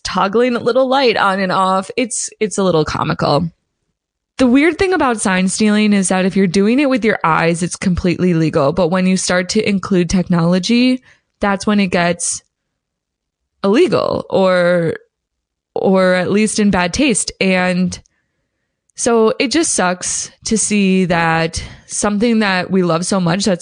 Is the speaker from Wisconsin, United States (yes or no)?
yes; Milwaukee, Wisconsin, United States; I'm kind of from Milwaukee. I've at least lived here for a majority of my life